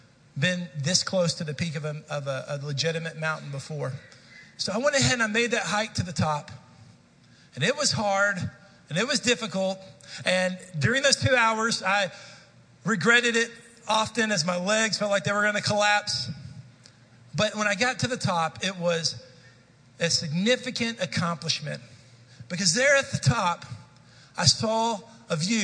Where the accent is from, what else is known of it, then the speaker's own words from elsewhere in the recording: Dallas, Texas, United States; I grew up in the Dallas-Fort Worth Metroplex. I was a city kid